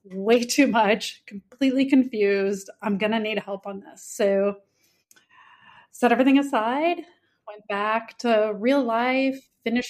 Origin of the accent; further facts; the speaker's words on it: St. Louis, Missouri, United States; moved away as an adult; also born or lived in Shanghai, China; now in Italy; I am originally from the Midwest, what we consider flyover country, beautiful downtown St. Louis, Missouri. So growing up in Missouri